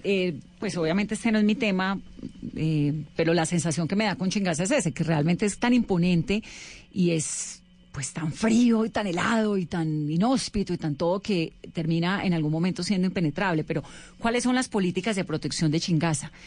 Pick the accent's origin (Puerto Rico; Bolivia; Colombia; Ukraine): Colombia; Cali, Valle del Cauca; yo soy caleña